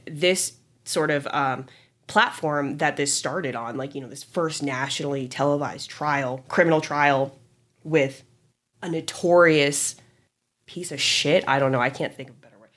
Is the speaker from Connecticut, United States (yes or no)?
no; Orange County, California, United States; growing up in Orange County